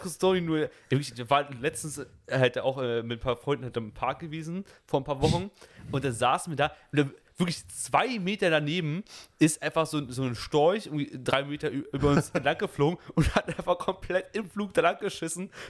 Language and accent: German; Germany; bei uns in Deutschland